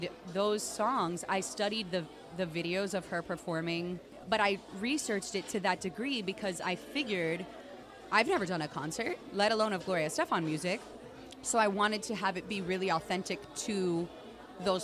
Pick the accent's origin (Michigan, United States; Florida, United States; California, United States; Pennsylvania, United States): Florida, United States; Miami; now in Los Angeles, United States; I was raised in Miami